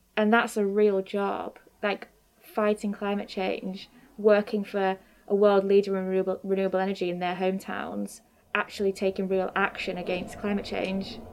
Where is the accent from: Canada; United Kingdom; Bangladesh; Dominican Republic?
United Kingdom; Grimsby, Yorkshire and the Humber; born or raised there; also born or lived in Newcastle